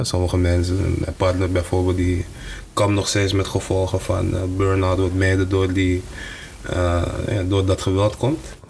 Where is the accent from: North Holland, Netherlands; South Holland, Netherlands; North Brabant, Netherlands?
North Holland, Netherlands; Amsterdam; ik ben in West opgegroeid